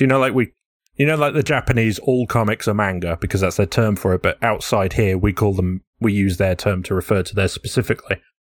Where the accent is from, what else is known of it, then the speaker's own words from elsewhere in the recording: England, United Kingdom; I'm very English.